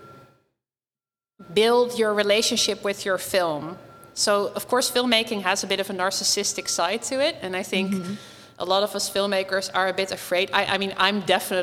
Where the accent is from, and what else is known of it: Nijmegen, Gelderland, Netherlands; born or raised there; moved away